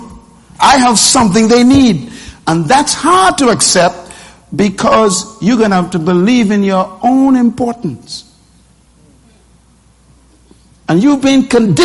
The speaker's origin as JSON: {"language": "English", "town": "Nassau", "region": "New Providence", "country": "Bahamas", "tie": "born or raised there", "said": "I was born in Bain Town in a wooden house in this island."}